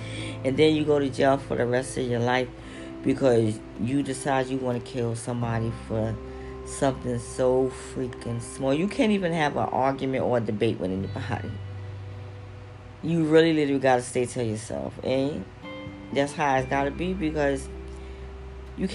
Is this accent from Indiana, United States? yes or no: no; New York, United States; now in Philadelphia, United States; I'm from New York, but I live in Philly now